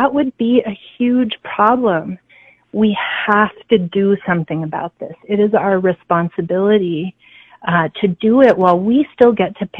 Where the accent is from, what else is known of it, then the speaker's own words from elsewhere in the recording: Albuquerque, New Mexico, United States; I was born and raised in Albuquerque. I graduated from Albuquerque High School.